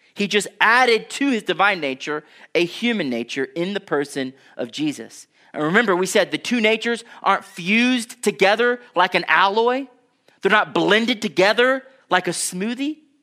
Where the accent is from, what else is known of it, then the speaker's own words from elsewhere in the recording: Houston, Texas, United States; I grew up in Houston, Texas